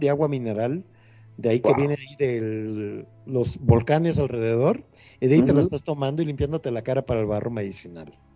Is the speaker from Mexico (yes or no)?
yes; Veracruz, Mexico; como buen jarocho